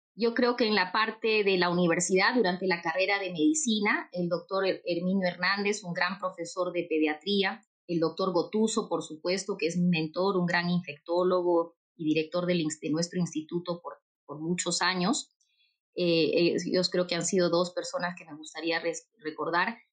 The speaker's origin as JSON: {"language": "Spanish", "town": "Urubamba", "region": "Cusco", "country": "Peru", "tie": "born or raised there", "said": "Yo soy cusqueña y toda mi vida he vivido en el Cusco, en Urubamba"}